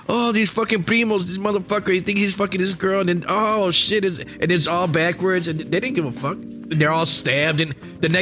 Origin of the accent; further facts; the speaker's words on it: Chicago, Illinois, United States; also born or lived in Puerto Rico; I grew up in Bucktown in the 70s